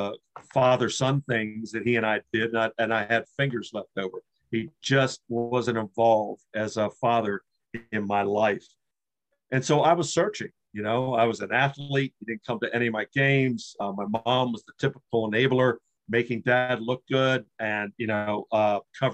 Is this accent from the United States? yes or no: yes; Washington, District of Columbia, United States; also born or lived in Maryland; I was born in Washington, D.C. My dad was an Episcopal minister, and he had his church right across the district line. So we lived right outside of or across the street from the border of Washington, D.C.